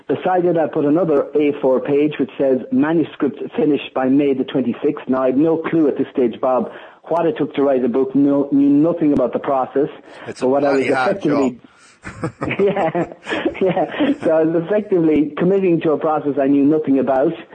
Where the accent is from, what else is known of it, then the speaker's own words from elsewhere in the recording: Ireland; being an Irish person